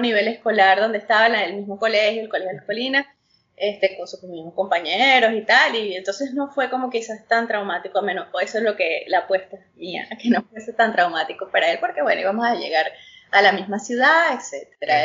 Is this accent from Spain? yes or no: no; Venezuela; moved away as an adult; also born or lived in Utah, United States; now in United States; Yo soy venezolana, más, más criolla que las carotas negras, nacida en, en el exterior, en el estado de Utah.